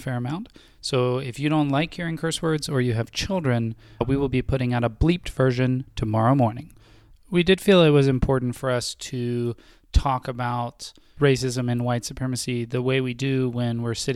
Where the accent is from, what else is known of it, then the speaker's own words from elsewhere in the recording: Athens, Georgia, United States; we are both from Athens, Georgia